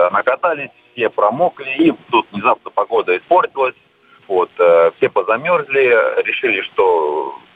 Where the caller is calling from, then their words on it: Voronezh, Voronezh Oblast, Russia; я из Воронежа.